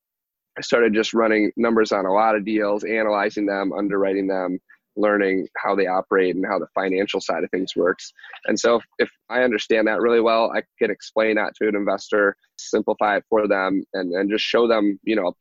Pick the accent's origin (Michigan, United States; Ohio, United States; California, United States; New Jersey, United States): Michigan, United States; moved away as an adult; now in Texas, United States; in Michigan where I grew up